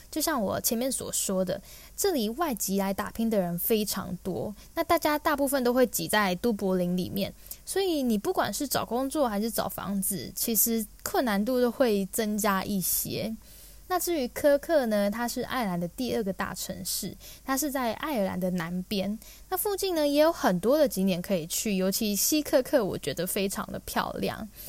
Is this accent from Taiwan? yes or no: yes; Taiwan; moved away as an adult; now in Ireland; 因为毕竟我们从小在台湾所接触到英语教育都是偏向以美式为主